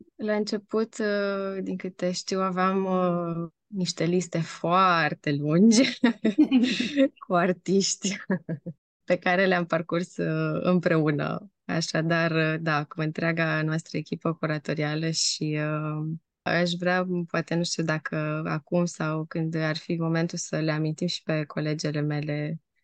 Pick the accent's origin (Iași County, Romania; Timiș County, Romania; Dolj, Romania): Timiș County, Romania; Timișoara; moved away; also born or lived in Amsterdam; eu sunt din Timișoara